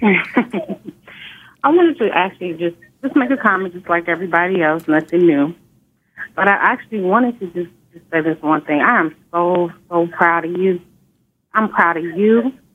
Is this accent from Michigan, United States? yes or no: no; Inglewood, California, United States; I grew up in Inglewood, California